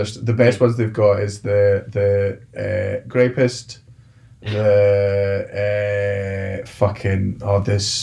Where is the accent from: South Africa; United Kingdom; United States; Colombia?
United Kingdom; Scotland; being Scottish